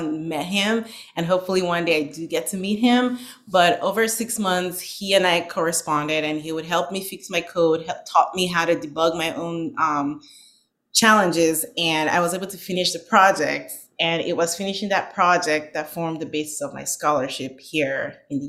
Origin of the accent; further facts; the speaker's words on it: Northern Nigeria, Nigeria; moved away as an adult; now in United States; I was born and raised in Nigeria